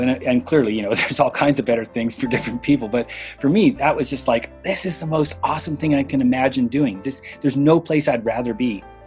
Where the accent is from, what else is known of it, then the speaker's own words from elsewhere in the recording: Canada; now in Bishop, United States; I live in Bishop, California. And I grew up in Canada